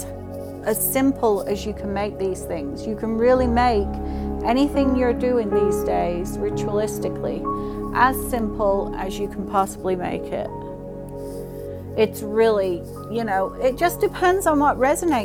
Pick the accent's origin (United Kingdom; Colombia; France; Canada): United Kingdom; England; now in United States; I grew up in England